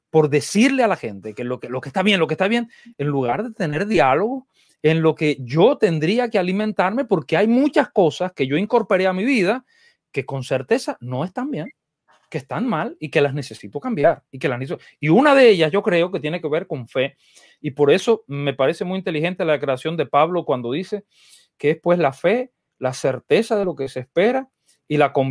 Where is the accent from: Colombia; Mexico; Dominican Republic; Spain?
Dominican Republic; porque yo soy dominicano, ¿eh?